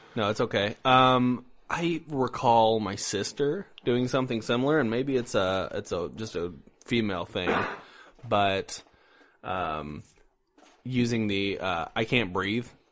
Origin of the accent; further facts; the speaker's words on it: Indiana, United States; also born or lived in Iowa; now in Missouri, United States; I am also from Indiana